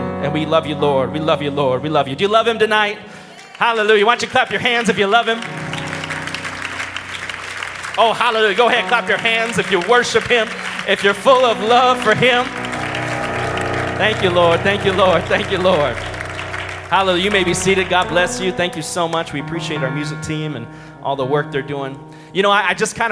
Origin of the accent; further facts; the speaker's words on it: Minnesota, United States; I'm from Minnesota